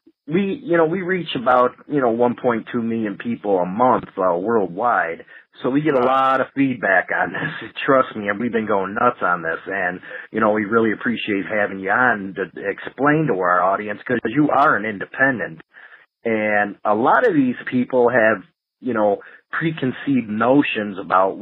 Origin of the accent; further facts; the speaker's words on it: Chicago, Illinois, United States; I'm from Chicago